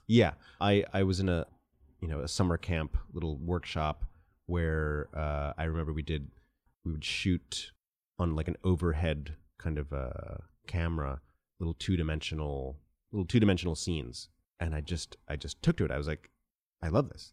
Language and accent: English; Cleveland, Ohio, United States; also born or lived in Japan; They separated when I was three. And my mom brought me to Cleveland, which is where she is from